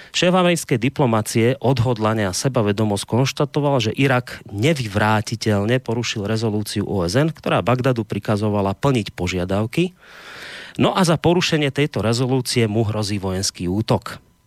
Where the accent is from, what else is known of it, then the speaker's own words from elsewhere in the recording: Slovakia; u nás doma na Slovensku